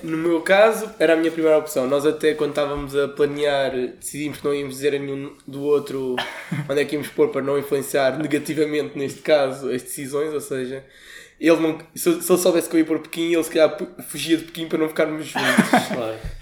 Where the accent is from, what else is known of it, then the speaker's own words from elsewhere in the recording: Portugal; nós como somos portugueses